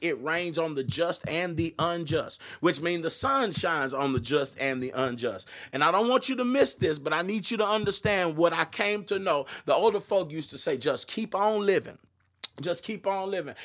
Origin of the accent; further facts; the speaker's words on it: Austin, Texas, United States; I grew up in the Austin area and was a part of the gospel music scene